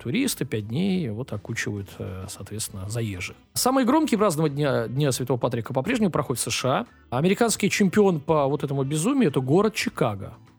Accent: Saint Petersburg, Russia; Я сам из Купчаги

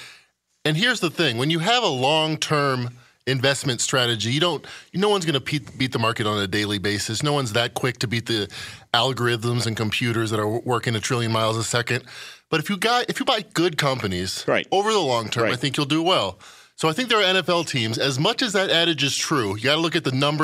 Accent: Chicago, Illinois, United States; I'm from Chicago

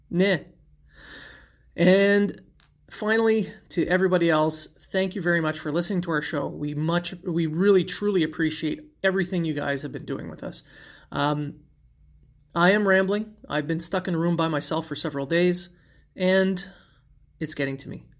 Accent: Sudbury, Ontario, Canada; my hometown Sudbury Wolves

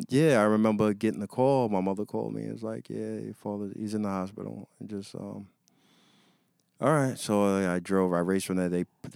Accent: New York City, New York, United States; I'm from here.

